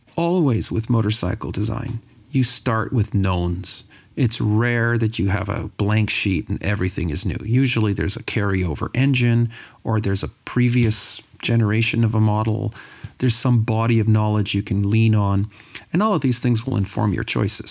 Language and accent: English; Sudbury, Ontario, Canada; I'm from Sudbury, Ontario.